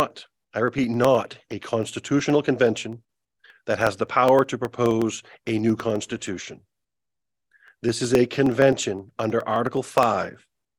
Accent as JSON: {"language": "English", "town": "Wales", "region": "Maine", "country": "United States", "tie": "born or raised there", "said": "which includes the towns of Litchfield, Monmouth, and my hometown in Wales, both in Androscoggin and Kennebec counties."}